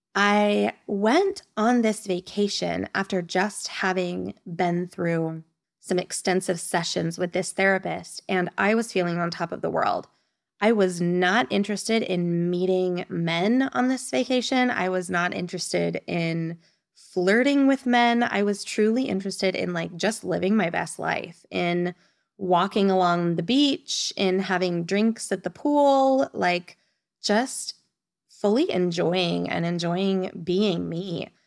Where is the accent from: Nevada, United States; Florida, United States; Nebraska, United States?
Nevada, United States; moved away as an adult; now in Spain; I am from the beautiful state of Nevada.